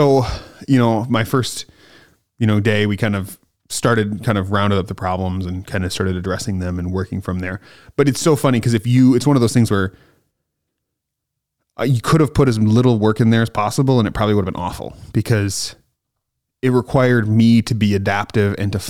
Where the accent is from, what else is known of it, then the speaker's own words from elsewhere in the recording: Stevens Point, Wisconsin, United States; I'm from Stevens Point